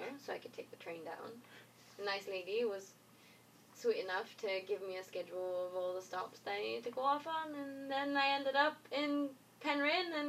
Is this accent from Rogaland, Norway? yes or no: no; Florø, Vestland, Norway; moved away as an adult; also born or lived in Grimstad, Norway; now in Cornwall, United Kingdom; Florø and Grimstad. So, the first one was my hometown